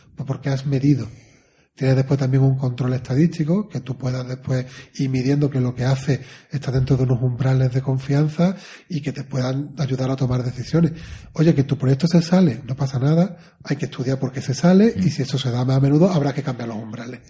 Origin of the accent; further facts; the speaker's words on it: Spain; como somos españoles